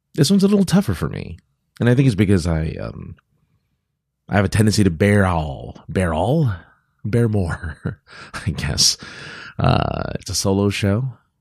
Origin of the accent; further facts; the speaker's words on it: California, United States; I'm from California